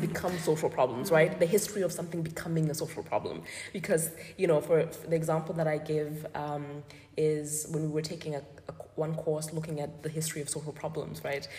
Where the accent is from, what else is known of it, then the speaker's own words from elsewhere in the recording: Botswana; I'm from Botswana